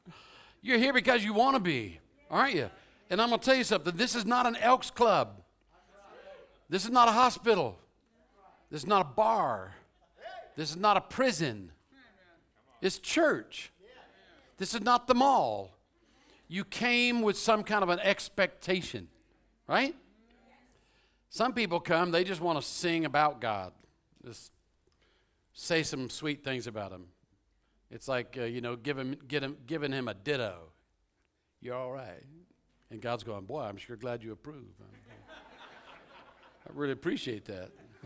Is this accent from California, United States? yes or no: no; Louisville, Kentucky, United States; born there; I was born in Louisville, Kentucky. I was raised around the world, but my parents are from South Carolina and Georgia.